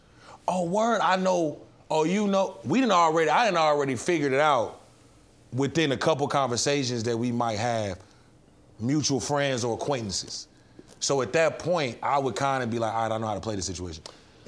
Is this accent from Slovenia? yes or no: no; Chicago, Illinois, United States; now in Atlanta, United States